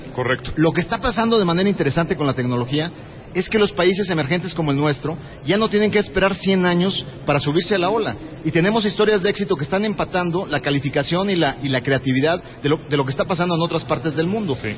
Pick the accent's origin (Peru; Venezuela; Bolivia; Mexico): Mexico; se siente orgulloso como mexicano